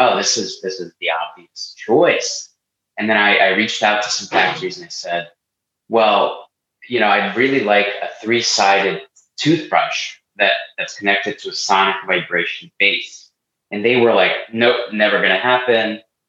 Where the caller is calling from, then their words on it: Philadelphia, Pennsylvania, United States; I'm out of Philly. I live like right downtown with my 17-month-old twins.